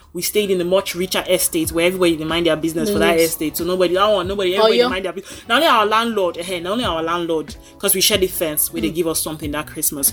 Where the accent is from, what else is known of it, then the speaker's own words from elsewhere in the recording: Lagos, Nigeria; we grew up in Lagos where Lagos just have this very generous spirit.